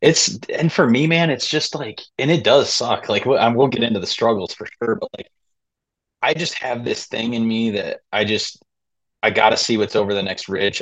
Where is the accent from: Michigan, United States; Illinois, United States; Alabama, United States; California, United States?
Michigan, United States; Southwest; moved away as an adult; born and raised in Southwest Michigan